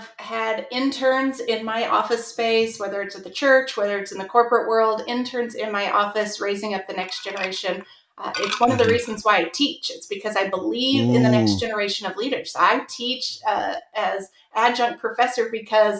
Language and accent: English; Southern California, United States; I grew up in Southern California